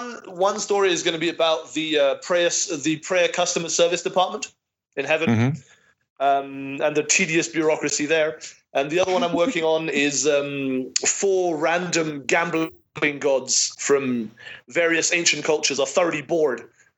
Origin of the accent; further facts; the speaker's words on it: United Kingdom; also born or lived in France; I'm British and French, and as has recently been shown, most Americans don't know there's a world outside their borders